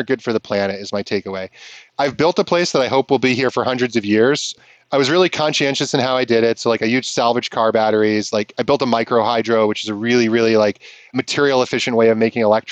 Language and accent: English; Vermont, United States; growing up in Vermont